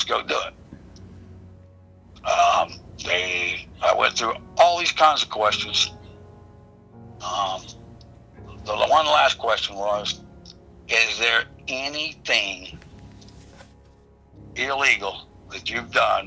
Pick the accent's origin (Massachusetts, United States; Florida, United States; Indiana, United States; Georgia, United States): Florida, United States; Okahumka; also born or lived in Gainesville, Florida; I grew up in Okahumka, Florida, a dirt road community, rough lived life